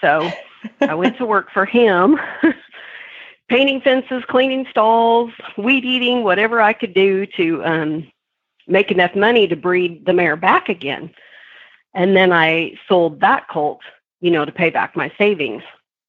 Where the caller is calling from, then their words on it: Waxahachie, Texas, United States; I am in Waxahachie, Texas this morning.